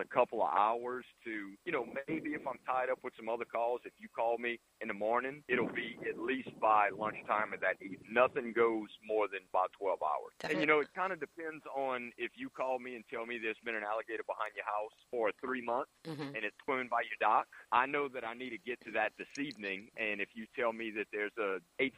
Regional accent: St. Mary Parish, Louisiana, United States; I'm from St. Mary Parish.

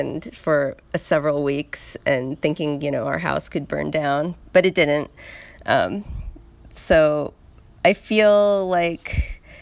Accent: San Luis Obispo, California, United States; now in Los Angeles, United States; I'm from L.A. originally. I was born in L.A., but mainly I was raised in San Luis Obispo

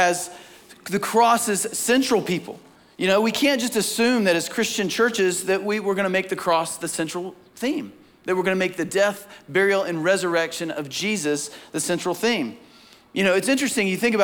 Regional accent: Southeast, United States; growing up in the Bible Belt, growing up in the Southeast

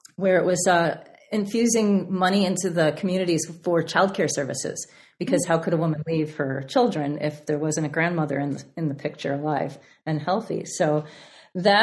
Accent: Chicago, Illinois, United States; classes in Chicago, my hometown

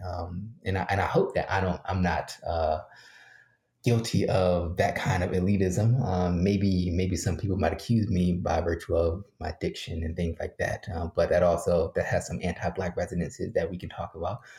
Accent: Philadelphia, Pennsylvania, United States; I grew up working poor in Philly

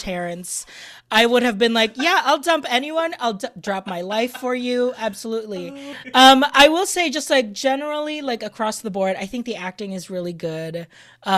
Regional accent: Philippines; moved away; When I was growing up in the Philippines

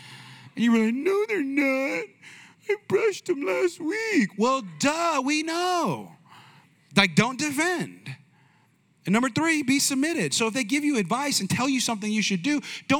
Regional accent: Bay Area, California, United States; I'm from the Bay Area

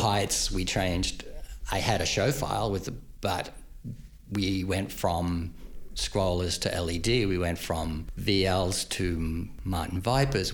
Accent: Queensland, Australia; moved away as an adult; now in United States; I grew up in Queensland, Northern Australia

